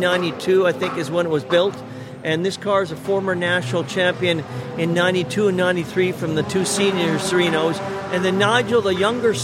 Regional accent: Monterey, California, United States

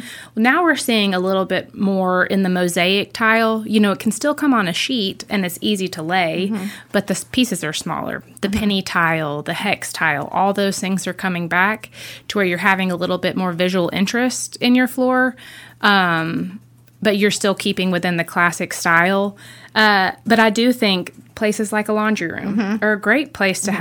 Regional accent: Gainesville, Georgia, United States; moved away; we're originally from Gainesville, Georgia, just north of Atlanta

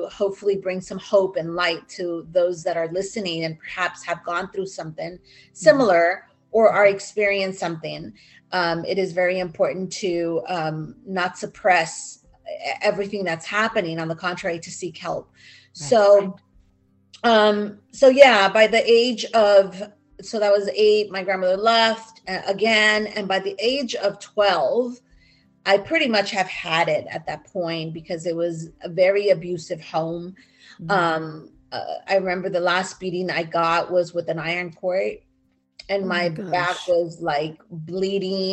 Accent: Southern California, United States; also born or lived in Mexico City, Mexico / Cuernavaca, Morelos, Mexico; I grew up in California

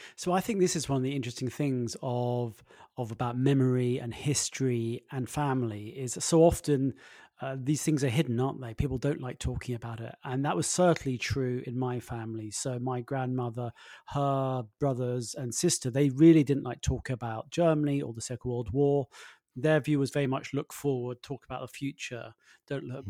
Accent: London, United Kingdom; I grew up in London

